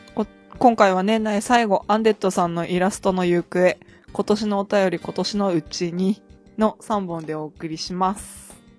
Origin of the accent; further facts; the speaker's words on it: Akita, Japan; 私の出身地の秋田市の成人式でそれがあって、